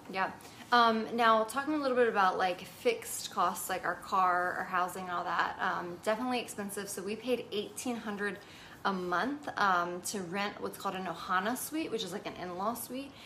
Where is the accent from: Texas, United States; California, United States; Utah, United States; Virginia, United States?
Virginia, United States; moved away as an adult; also born or lived in Hawaii; we're from Virginia, where it's like pretty low cost of living